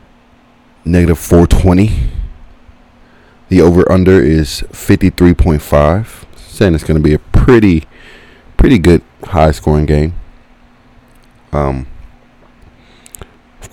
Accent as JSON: {"language": "English", "town": "Kansas City", "region": "Missouri", "country": "United States", "said": "I'm from Kansas City. Kansas City, Missouri. Not the other state, Kansas"}